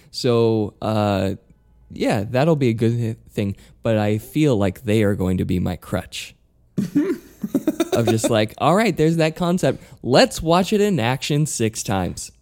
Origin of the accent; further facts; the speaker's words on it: Utah, United States; moved away as an adult; also born or lived in New York; I'm from Utah